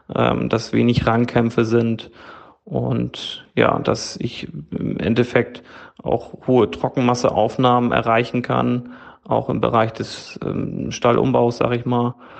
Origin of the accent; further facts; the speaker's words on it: near Flensburg, Schleswig-Holstein, Germany; ich komme aus der Nähe von Flensburg in Schleswig-Holstein